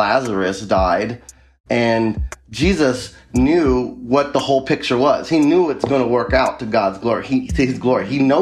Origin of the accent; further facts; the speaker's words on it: U.S. Virgin Islands; moved away as an adult; also born or lived in North Dakota; now in Minnesota, United States; I am originally from the United States Virgin Islands. I grew up in the Caribbean most of my childhood and teenage adolescent life